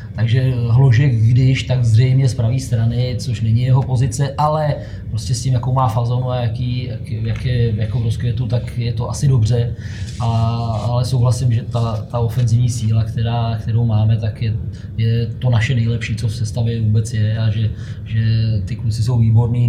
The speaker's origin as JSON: {"language": "Czech", "country": "Czechia", "said": "jsme my Češi"}